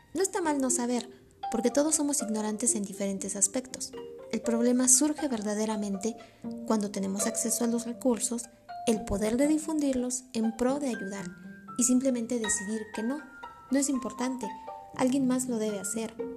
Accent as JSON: {"language": "Spanish", "country": "Mexico", "said": "como sociedad mexicana"}